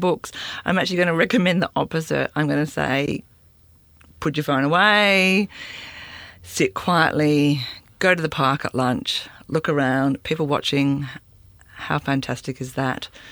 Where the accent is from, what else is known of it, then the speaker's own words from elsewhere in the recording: Sydney, New South Wales, Australia; I grew up in Sydney